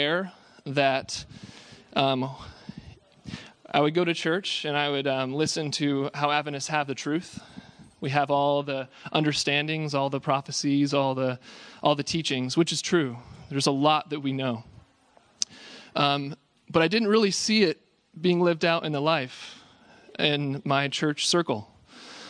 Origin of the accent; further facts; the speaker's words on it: Loma Linda, California, United States; we are both from Loma Linda, California